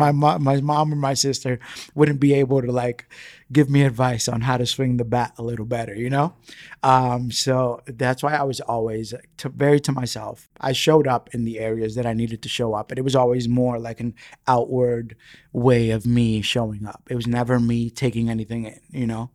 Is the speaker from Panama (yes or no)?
no; New York City, New York, United States; first language Spanish; English is a second language; grown up in the Bronx